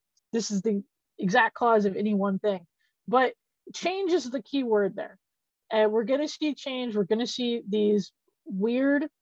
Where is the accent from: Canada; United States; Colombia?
United States; Gulf Coast; now in Chicago, United States; I am originally from the Gulf Coast